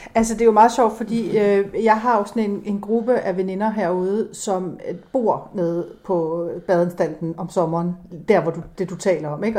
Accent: Fanø, Southern Denmark, Denmark; moved away; jeg kommer oprindeligt fra Fanø

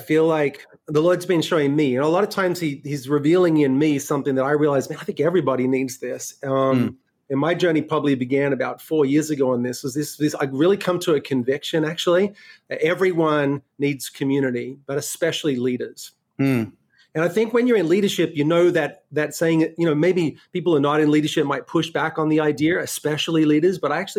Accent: Sydney, New South Wales, Australia; now in New York City, United States; my accent is a little messed up because I was born and raised in Australia and then spent the last 12 years in New York City. So, you know, lived in Sydney.

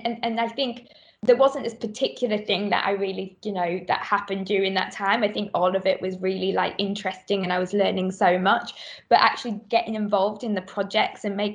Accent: Middlesbrough, North East England, United Kingdom; moved away as an adult; now in London, United Kingdom; I come from Middlesbrough, which is like, you know, you feel like there's not a lot of opportunity in Middlesbrough

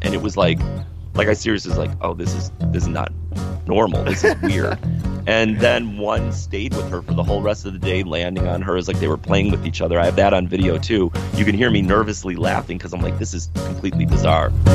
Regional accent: Chicago, Illinois, United States; we're from Chicago

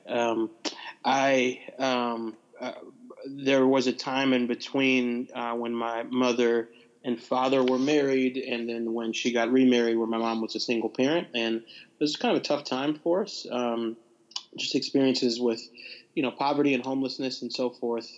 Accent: Nashville, Tennessee, United States; also born or lived in Bar Harbor, Maine; grew up for the most part in Nashville, Tennessee

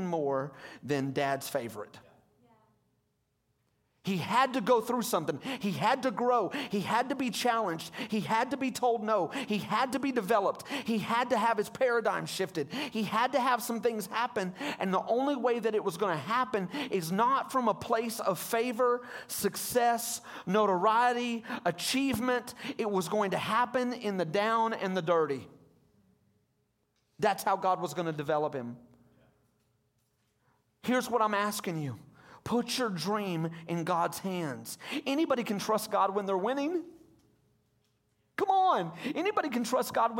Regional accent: Hot Springs, Arkansas, United States; I'm from Hot Springs, and I went to that church for 20 years

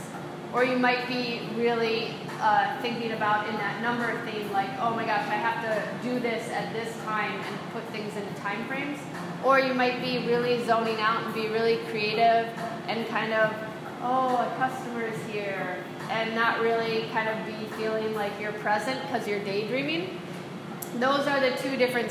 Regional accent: United States; I'm an American

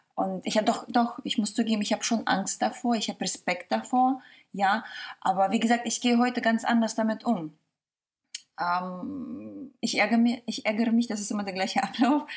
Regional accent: Mönchengladbach, North Rhine-Westphalia, Germany; also born or lived in Kazakhstan; now in Hamburg, Germany; ich komme aus München-Gladbach

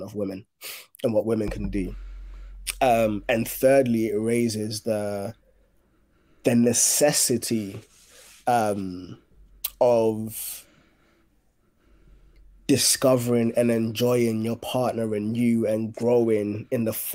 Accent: Ghana; I grew up in Ghana

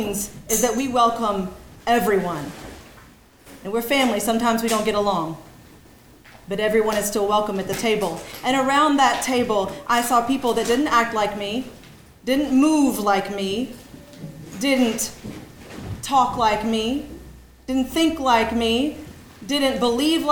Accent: Lower Alabama, United States; moved away; my childhood growing up in Lower Alabama

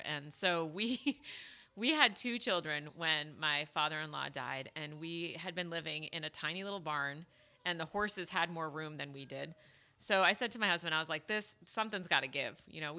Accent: Fairfield, Connecticut, United States; now in Idaho, United States; I can't move to Idaho because I'm an East Coast girl. I'm from Connecticut originally.

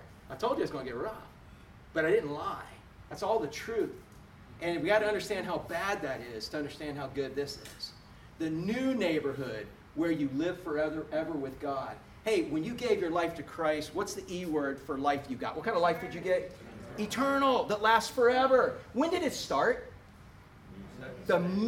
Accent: Florida, United States; I'm from Florida.

